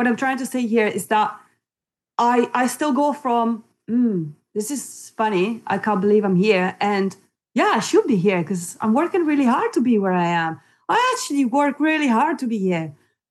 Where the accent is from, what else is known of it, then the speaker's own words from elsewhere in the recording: Italy; also born or lived in New Zealand / Spain; now in United Kingdom; I was born in Italy and I grew up in Italy, and then I left Italy, came to the UK, lived in the UK most of my life